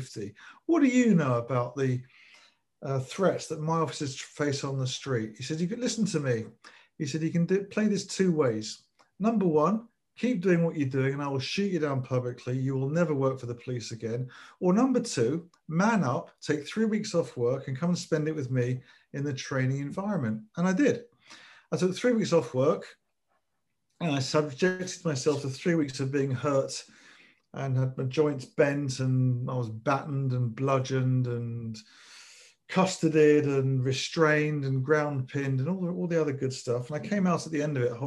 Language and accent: English; London, United Kingdom; I was brought up in North London